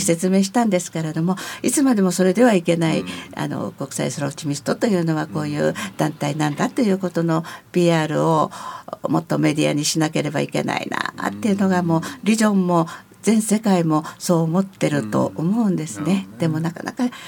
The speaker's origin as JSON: {"language": "Japanese", "area": "Narimasu, Itabashi", "region": "Tokyo", "country": "Japan", "tie": "born or raised there", "also_born_or_lived": "Yokohama", "lives_now": "Nishitokyo, Japan", "said": "3歳の時にも成増に来ておりますから、うん、あのちょっとその辺の横浜で生まれたという聞いただけで私自身の中にはあの横浜の記憶はございませんずっとそれからは成増ですので"}